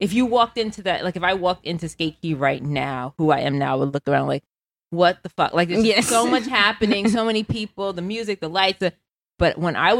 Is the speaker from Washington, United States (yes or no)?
no; New York City, New York, United States; moved away as an adult; And so I grew up in the Bronx, New York